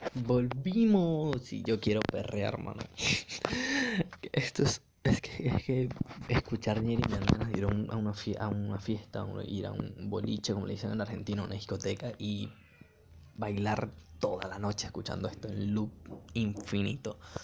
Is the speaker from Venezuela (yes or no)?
yes; Venezuela; Yo como venezolano me, gusta mucho el reggaetón, porque crecí en el Caribe